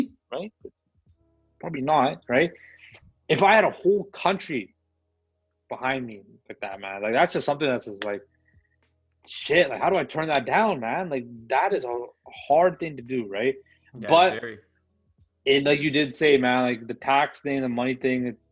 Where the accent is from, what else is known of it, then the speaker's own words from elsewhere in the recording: Canada; me being Canadian